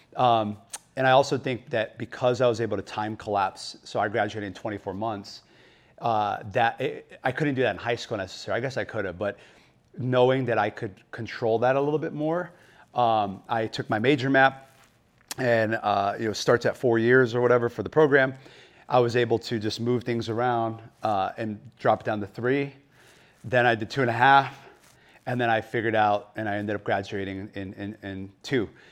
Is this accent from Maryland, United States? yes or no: no; Phoenix, Arizona, United States; I grew up in, uh, West Phoenix, so born and raised in Arizona